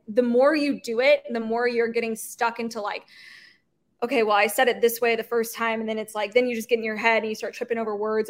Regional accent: St. Louis, Missouri, United States; moved away as an adult; now in Kansas City, United States; I growing up in St. Louis playing soccer

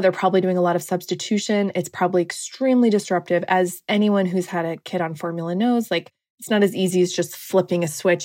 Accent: Washington, United States; now in Washington, D.C., United States; I'm from Washington State originally

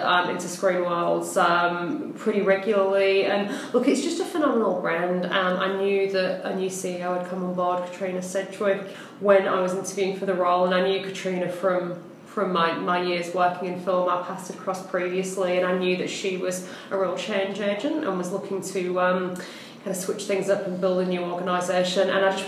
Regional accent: Hull, Yorkshire and the Humber, United Kingdom; moved away as an adult; now in Melbourne, Australia; I'm from a little town in the north called Hull originally

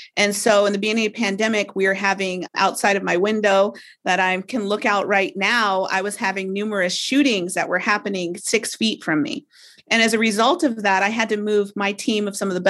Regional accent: Alaska, United States; I'm from Alaska

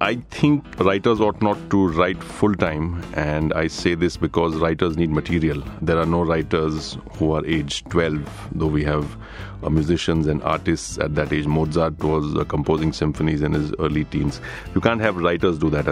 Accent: Surat, Gujarat, India; moved away as an adult; also born or lived in Bombay; I was raised in Surat

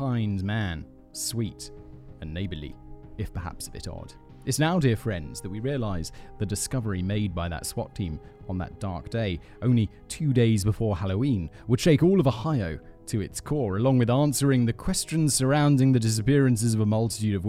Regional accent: United Kingdom; I'm British. My country's done plenty of, you know, messed up stuff

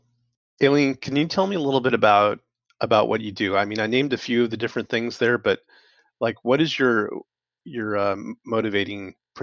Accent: United States; now in North Vancouver, Canada; I'm an American living in Canada.

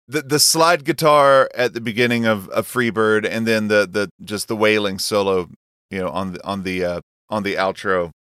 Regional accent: North Carolina, United States; moved away; also born or lived in Seattle; I was from North Carolina

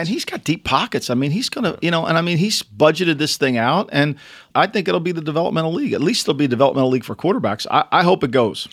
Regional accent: Atlantic City, New Jersey, United States; growing up in Atlantic City

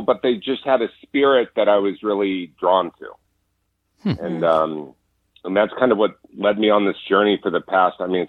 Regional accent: Orange County, California, United States; growing up in Orange County

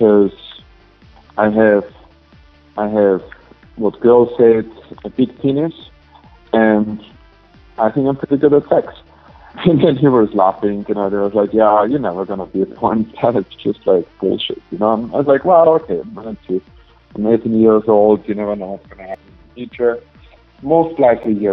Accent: Austria; moved away as an adult; now in United States; I'm originally from Austria, but it's in Europe.

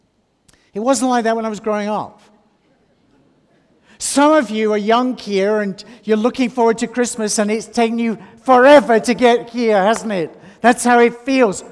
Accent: North West England, United Kingdom; I grew up in the Northwest England

